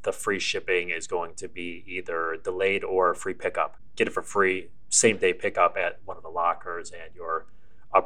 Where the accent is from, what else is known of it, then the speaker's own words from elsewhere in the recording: Buffalo, New York, United States; I grew up in Buffalo